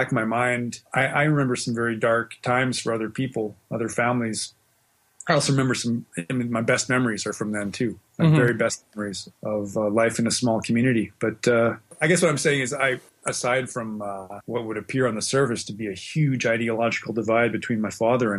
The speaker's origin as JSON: {"language": "English", "region": "Western Canada", "country": "Canada", "tie": "born or raised there", "also_born_or_lived": "Australia", "lives_now": "Winnipeg, Canada", "said": "Generally, yeah. My dad was a fighter pilot in the Air Force. So we kind of moved around a lot. We spent a little bit of time in Australia in the 70s, but mostly I was in Western Canada."}